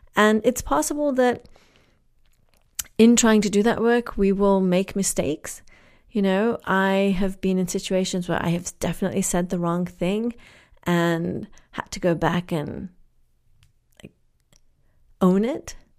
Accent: England, United Kingdom; moved away; also born or lived in Kenya; I grew up in England

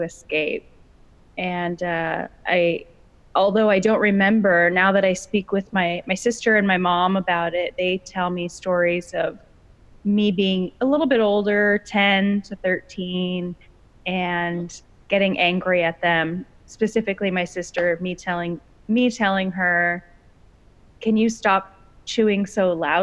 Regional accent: Los Angeles County, Southern California, United States; I was born and raised in Southern California, specifically Los Angeles County

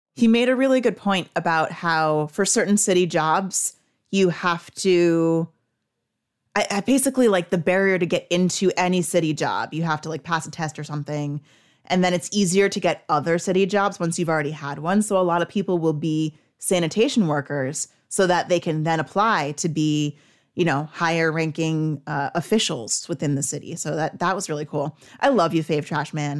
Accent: New Jersey, United States; I'm from North Jersey

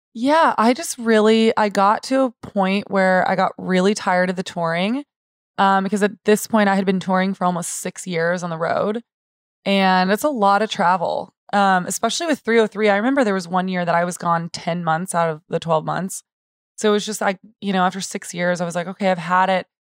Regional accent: San Antonio, Texas, United States; also born or lived in Austin; I was born and raised in San Antonio

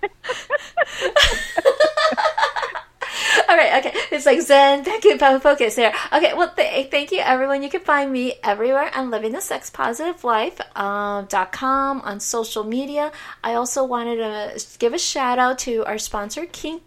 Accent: Chicago, Illinois, United States; I grew up in Chicago and I grew up in, you know, a predominantly Latin neighborhood

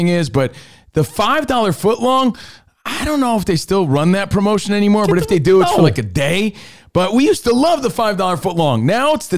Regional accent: Union, New Jersey, United States; growing up in New Jersey, I'm from Union, New Jersey

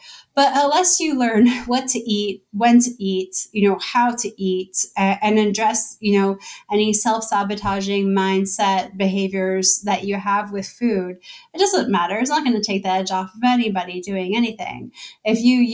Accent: Toronto, Ontario, Canada; moved away as an adult; now in Bay Area, United States; My family is in Canada. I'm originally from Toronto. I'm only new to the Bay Area.

